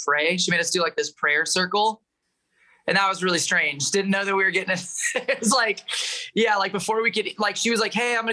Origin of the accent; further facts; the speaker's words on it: Medford, Oregon, United States; also born or lived in Michigan; that's where I was kind of born and raised